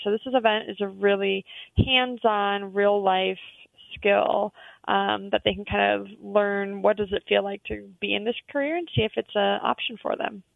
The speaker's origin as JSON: {"language": "English", "town": "Atlanta", "region": "Georgia", "country": "United States", "tie": "born or raised there", "said": "I grew up in Atlanta"}